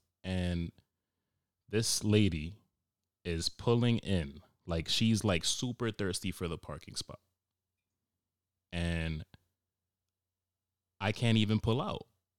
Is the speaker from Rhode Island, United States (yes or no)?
yes; Cranston, Rhode Island, United States; So I confidently said, no, I'm from Cranston.